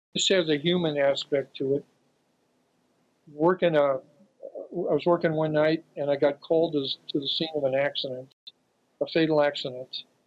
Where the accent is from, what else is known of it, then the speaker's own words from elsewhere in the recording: Santa Cruz, California, United States; Santa Cruz twice, my hometown.